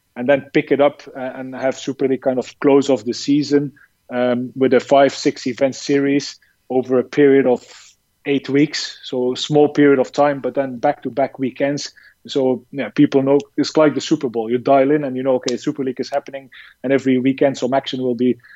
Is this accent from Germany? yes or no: no; Belgium; moved away as an adult; also born or lived in China; I'm from Belgium uh, originally